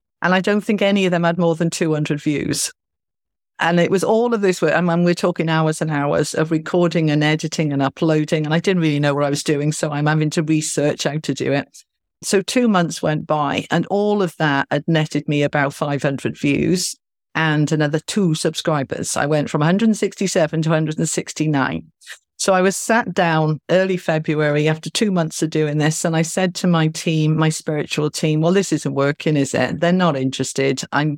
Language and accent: English; California, United States; now in Mumbai, India; And I'm in Mumbai in India. And I'm a Californian lady. So I Skyped my family back home.